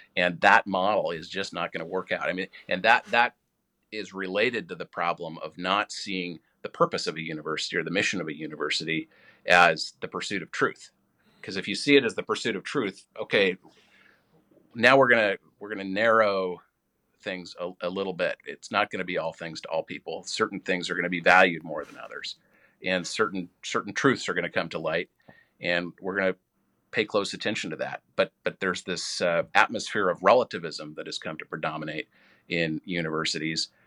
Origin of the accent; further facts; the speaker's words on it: Washington, United States; moved away; as a state legislator back in my home state of Washington